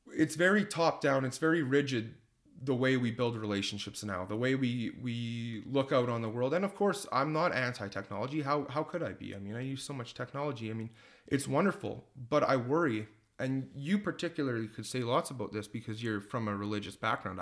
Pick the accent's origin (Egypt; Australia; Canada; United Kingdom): Canada; Leduc, Alberta; I'm a lifelong Ledoux resident